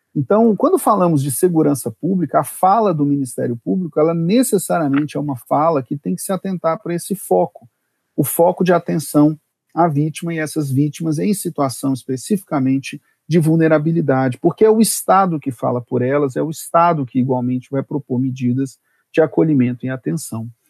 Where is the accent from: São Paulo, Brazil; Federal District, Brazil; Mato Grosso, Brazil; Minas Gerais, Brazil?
Federal District, Brazil; Brasília; sou de Brasília